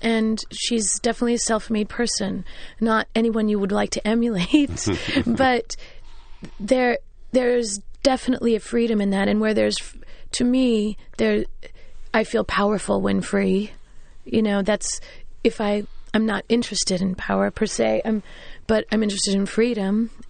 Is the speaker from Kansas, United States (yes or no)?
yes; Kansas, United States; now in New York, United States; it's bigger than the house I grew up in Kansas.